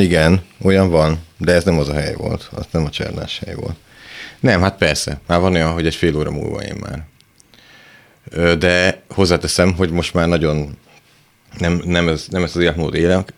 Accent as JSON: {"language": "Hungarian", "town": "Szentes", "region": "Csongrád-Csanád", "country": "Hungary", "moved": "yes", "said": "ahonnan én jövök, szentesről, a szánkózás abból áll, hogy ráülsz a szánkon, és apukát húz, mert sík az egész"}